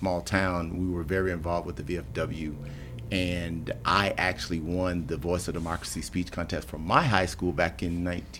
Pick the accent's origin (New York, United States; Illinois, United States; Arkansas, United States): Arkansas, United States; Emerson; moved away as an adult; also born or lived in Texas; now in San Marcos, United States; I am from Arkansas, a small town named Emerson, Arkansas, population 404.